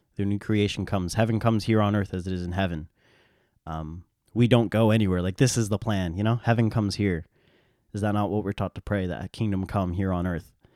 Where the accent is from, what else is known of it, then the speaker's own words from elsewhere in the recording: United States; We, in America, in my context, I'm an American